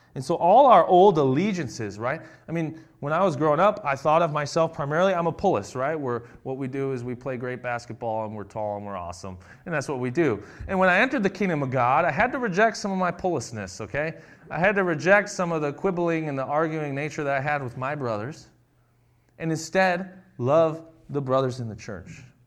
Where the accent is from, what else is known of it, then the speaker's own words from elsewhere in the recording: United States; we're all from America here